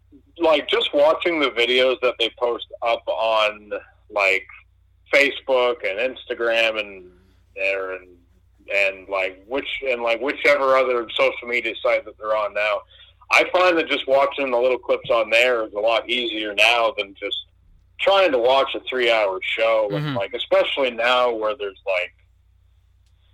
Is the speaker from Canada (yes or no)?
yes; Canada; we moved from our apartment on the north side of my hometown